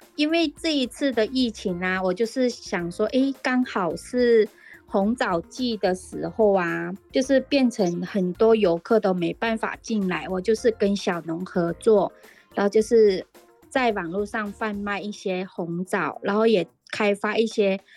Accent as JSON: {"language": "Chinese", "town": "Meizhou", "region": "Guangdong", "country": "China", "moved": "as an adult", "lives_now": "Miaoli, Taiwan", "said": "把家乡盐香的味道啊，带来台湾，就是让更多人可以品尝得到我们广东梅州的道地的味道"}